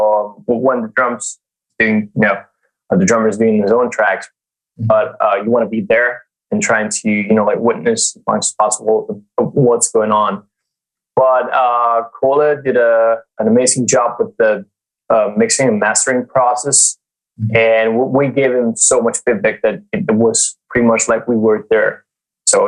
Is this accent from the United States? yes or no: no; Italy; I'm from Italy